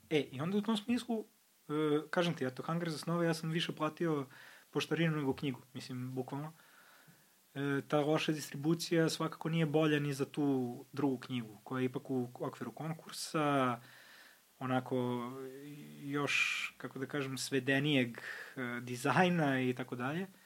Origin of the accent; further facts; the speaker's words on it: Pančevo, Vojvodina, Serbia; ja iz Pančeva